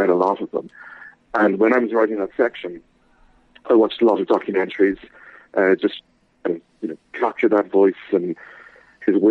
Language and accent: English; Dublin, Leinster, Ireland; I am an Irish writer, born in Dublin, and I still live here